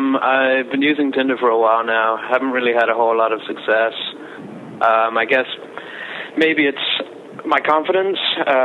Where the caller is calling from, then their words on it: New York City, New York, United States; I'm calling from New York City.